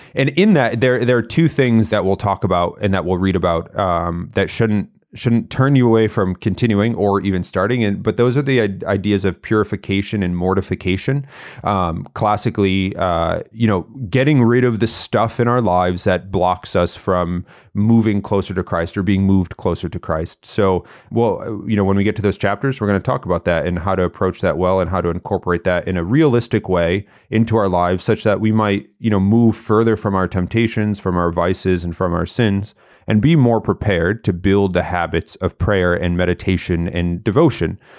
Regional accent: Connecticut, United States; I grew up in Connecticut.

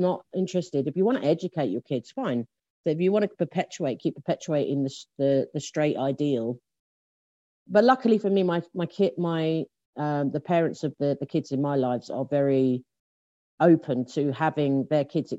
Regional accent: London, United Kingdom; the first place that I lived in South London is a place called Lea Green, which is in Lewisham in South London

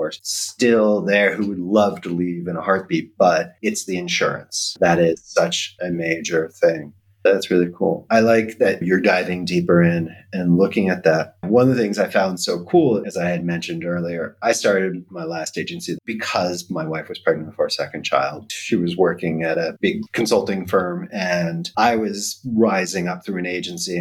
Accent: United States; moved away; I am happy American, but living abroad

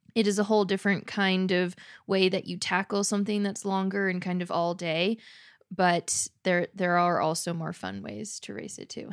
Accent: Southern California, United States; growing up in Southern California

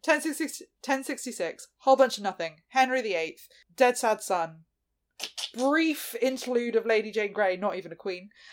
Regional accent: United Kingdom; we are an English speaking country

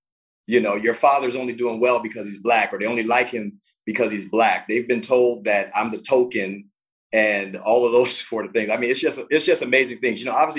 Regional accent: Miami, Florida, United States; born there; So, you know, I'm biracial. Born in Miami, Florida. I moved around quite a bit because I was born to a teenage mom.

